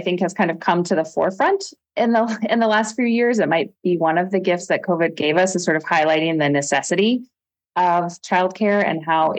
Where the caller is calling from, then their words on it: Anchorage, Alaska, United States; I am joining from Anchorage, and I'm really happy to be here.